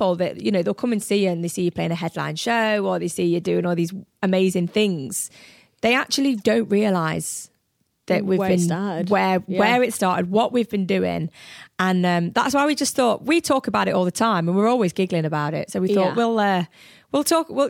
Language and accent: English; Derby, East Midlands, United Kingdom; moved away; small town girl growing up in Derby